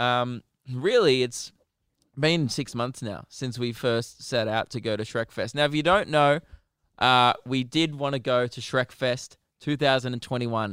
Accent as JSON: {"language": "English", "town": "Melbourne", "region": "Victoria", "country": "Australia", "said": "We're from Melbourne, Australia"}